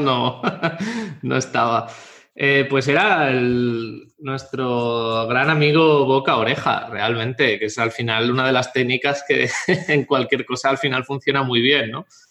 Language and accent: Spanish; Catalonia, Spain; moved away as an adult; also born or lived in Bristol; Mi padre es de Jaén y mi madre de Murcia y ambos eh, emigraron a Cataluña y yo nací en Cataluña